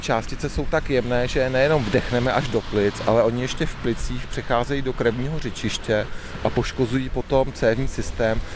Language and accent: Czech; Chomutov, Ústí nad Labem Region, Czechia; Já pocházím z Chomutova, narodil jsem se koncem šedesátých let